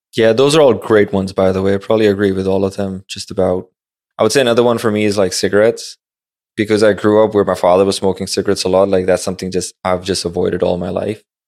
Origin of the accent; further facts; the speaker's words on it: Pakistan; westernized school in Pakistan